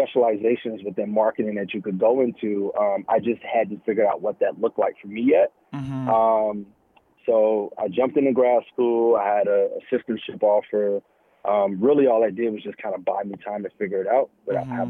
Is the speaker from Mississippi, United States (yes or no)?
no; Chicago, Illinois, United States; now in New York, United States; I was born and raised in Chicago